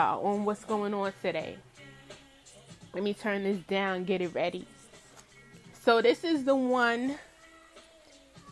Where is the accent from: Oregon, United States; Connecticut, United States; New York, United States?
New York, United States; New York City; I'm from Brooklyn, Brooklyn, New York, Bed-Stuy.